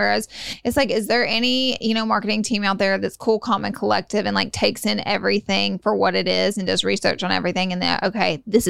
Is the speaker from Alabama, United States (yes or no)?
yes; Alabama, United States; I'm from Alabama.